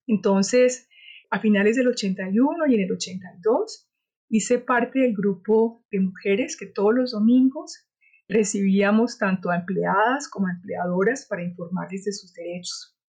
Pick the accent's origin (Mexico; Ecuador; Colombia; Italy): Colombia; Cali, Valle del Cauca; nací en Cali